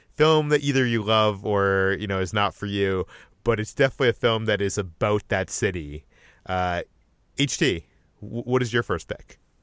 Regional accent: Boston, Massachusetts, United States; moved away; I am originally from the Boston area.

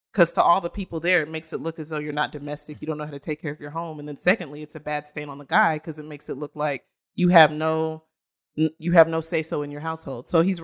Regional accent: Nigeria; And as a Nigerian woman myself too, you can like being raised to be educated as well as domestic, I think that it sets you apart as a woman, period, but more so as an African woman.

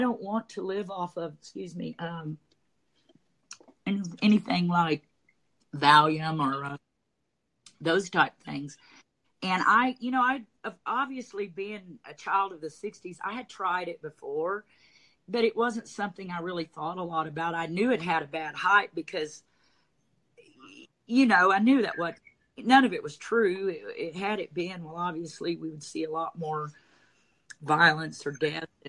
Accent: Dallas, Texas, United States; also born or lived in Durant, Oklahoma; I'm from Texas. I grew up in Dallas and ran businesses in North Dallas.

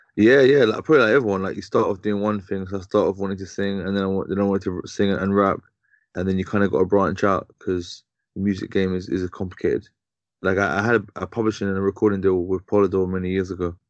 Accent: London, United Kingdom; I mainly grew up in uh, in, in Southwest London. Mm-hmm. Um, mm-hmm. I was born in Tooting.

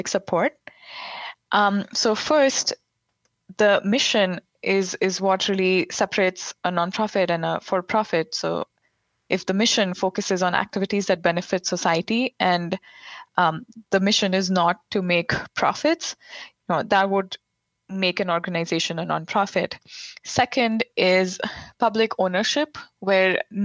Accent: India; moved away as an adult; also born or lived in Providence, United States; now in Washington, D.C., United States; I grew up in India in an upper middle class family

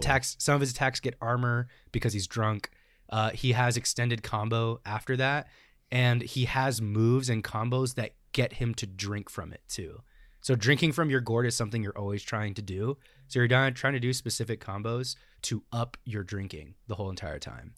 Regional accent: United States; we as American Smash players

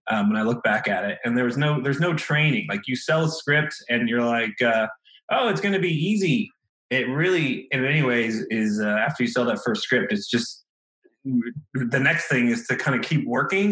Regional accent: right outside DC, Virginia, United States; moved away as an adult; now in Los Angeles, United States; I grew up in Virginia, right outside DC

